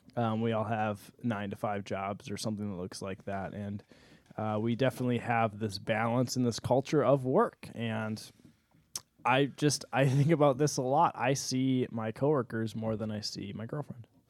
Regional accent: United States

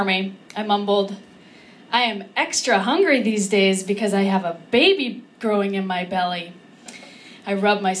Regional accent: California, United States; I'm from California

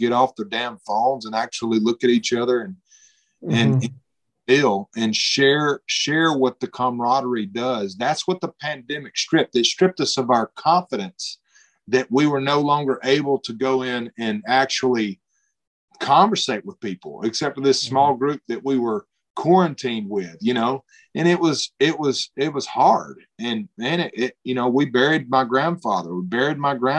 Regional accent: Alabama, United States; we grew up in Alabama

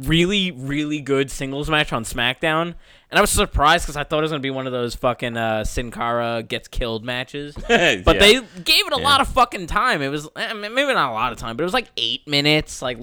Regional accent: Long Island, New York, United States; We're from Long Island, New York

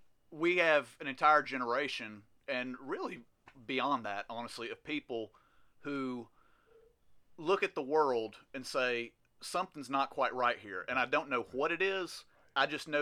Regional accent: the South, United States; growing up in the South

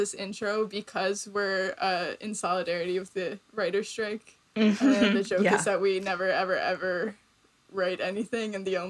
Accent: Wisconsin, United States; now in Chicago, United States; We're both from Wisconsin. It's a swing state.

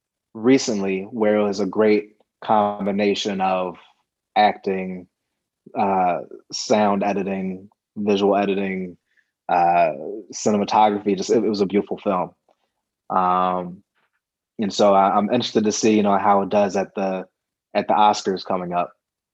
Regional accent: East Coast, United States; You know, I remember, you know, growing up on the East Coast, seeing the Celtics play a couple times when it came to Philly

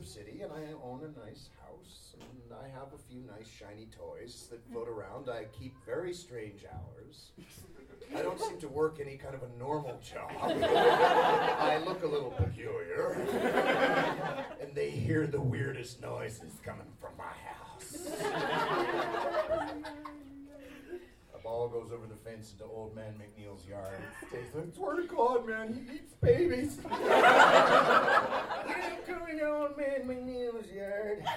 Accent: Canada; also born or lived in Vancouver; I'm Canadian

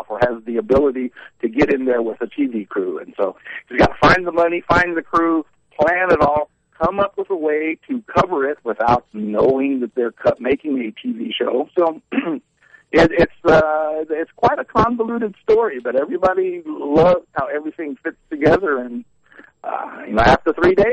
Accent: Louisiana, United States; I'm from Louisiana

